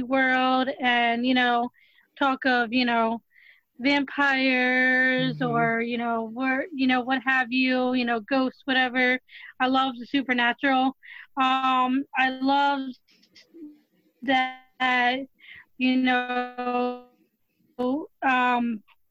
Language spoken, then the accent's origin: English; New Jersey, United States; I'm from New Jersey.